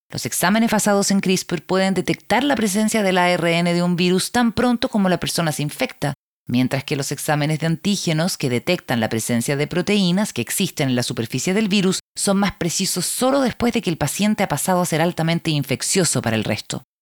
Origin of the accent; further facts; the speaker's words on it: United States; Soy estadounidense y otorgarles una alta prioridad a la libertad y a las opciones personales es parte de nuestra cultura